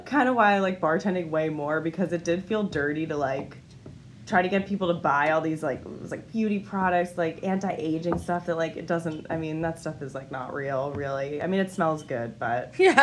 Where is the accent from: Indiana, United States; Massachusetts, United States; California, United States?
Massachusetts, United States; moved away; I grew up in Massachusetts